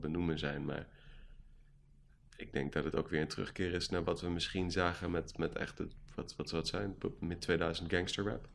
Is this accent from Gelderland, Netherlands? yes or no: yes; Gelderland, Netherlands; ik kom uit Gelderland